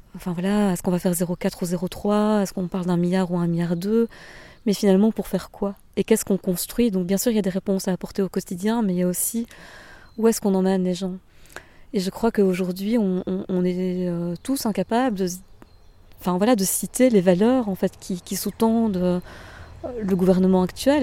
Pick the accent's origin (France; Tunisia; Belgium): Belgium; Bernissart, Wallonia; moved away as an adult; also born or lived in Liège / Brussels; now in Walloon Brabant, Belgium; Ma région d'origine, c'est euh, donc euh, Bernissa, c'est un, petit village entre Tournai et Mons